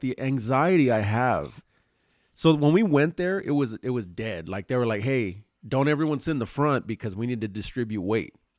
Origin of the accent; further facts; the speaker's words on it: Los Angeles, California, United States; we're from L